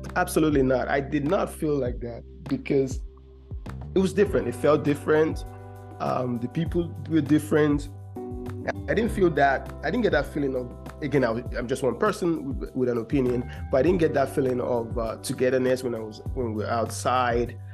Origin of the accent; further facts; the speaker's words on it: Georgia, United States; I'm from Georgia